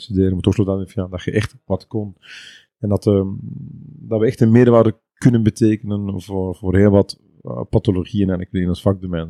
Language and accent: Dutch; East Flanders, Belgium; Ik ben uh, Bekenaar, ja, dat is de provincie Oost-Vlaanderen